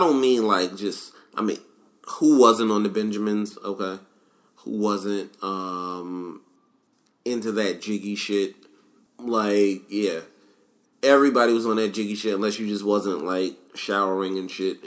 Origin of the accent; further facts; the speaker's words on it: New York, United States; I'm from New York